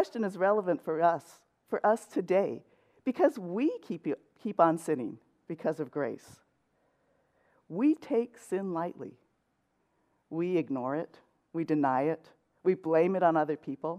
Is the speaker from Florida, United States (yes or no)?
no; Los Angeles, California, United States; moved away as an adult; also born or lived in San Diego / West Covina; now in Cypress, United States; I grew up in LA, in central